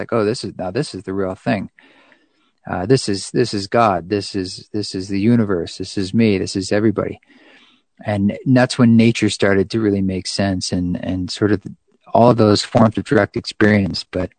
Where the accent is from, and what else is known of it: United States